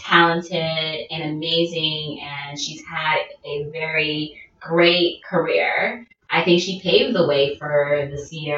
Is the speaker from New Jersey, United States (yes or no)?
yes; New Jersey, United States; I'm from Jersey